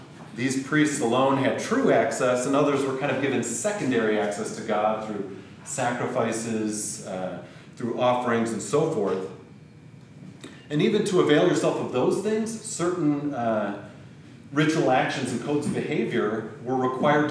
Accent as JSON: {"language": "English", "town": "Grand Rapids", "region": "Michigan", "country": "United States", "tie": "born or raised there", "said": "I was born in Grand Rapids, to parents who had emigrated from the Netherlands, and was baptized in a Christian Reformed church, went to Christian school, went to youth group"}